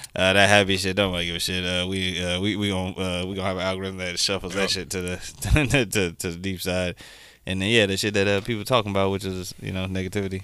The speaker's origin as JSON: {"language": "English", "country": "United States", "said": "being American from the states"}